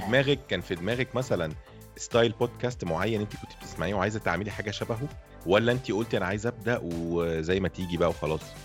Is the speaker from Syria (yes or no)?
no; Egypt; انا من مصر